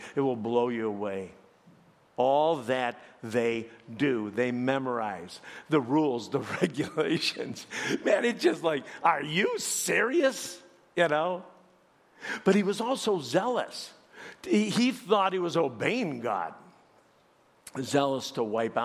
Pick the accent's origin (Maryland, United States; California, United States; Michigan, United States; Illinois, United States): Illinois, United States; Chicago; I'm from Chicago